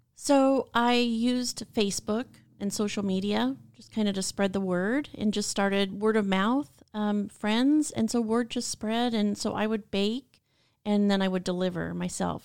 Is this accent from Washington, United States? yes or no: yes; Washington, United States; moved away as an adult; also born or lived in Long Beach, California; now in California, United States; born and raised in Washington and wanted to live in California for the sun and the beach